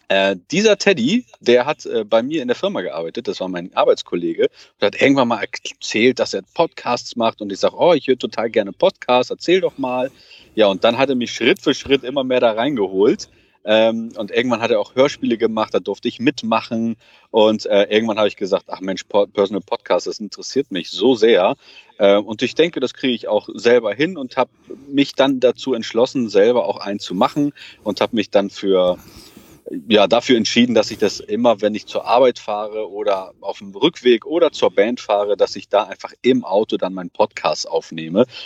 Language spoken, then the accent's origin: German; Portugal; Also ich selber bin Portugiese